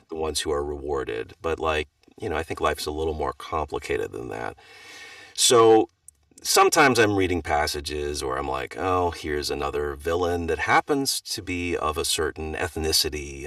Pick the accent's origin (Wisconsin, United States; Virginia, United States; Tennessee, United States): Wisconsin, United States; I grew up in Wisconsin